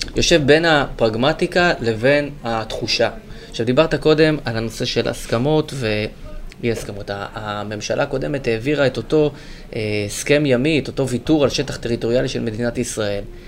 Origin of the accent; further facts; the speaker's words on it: Gush Katif, Gaza Strip, Palestine; moved away; גדלתי בגוש קטיף